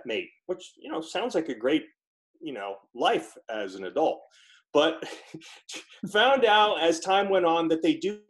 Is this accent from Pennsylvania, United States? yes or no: yes; Pocono Mountains, Pennsylvania, United States; moved away as an adult; also born or lived in West Coast; I grew up in the Pocono Mountains of Pennsylvania, which is a rural section of Northeast